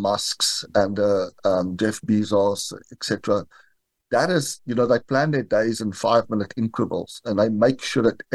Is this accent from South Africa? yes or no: yes; South Africa; moved away as an adult; now in United States; I grew up in South Africa and moved to the United States in September 2020.